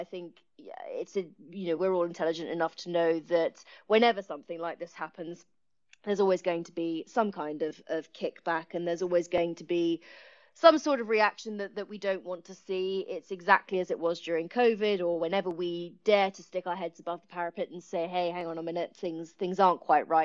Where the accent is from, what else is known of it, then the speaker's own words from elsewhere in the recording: Kent, South East England, United Kingdom; moved away as an adult; I'm actually from Kent originally as well.